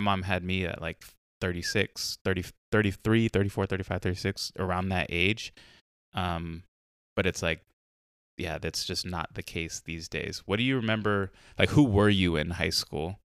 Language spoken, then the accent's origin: English; Carlsbad, California, United States; now in Portland, United States; me and my brother growing up in Carlsbad